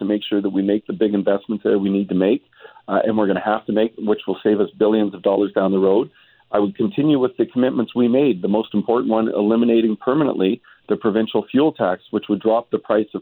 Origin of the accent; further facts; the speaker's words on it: British Columbia, Canada; British Columbians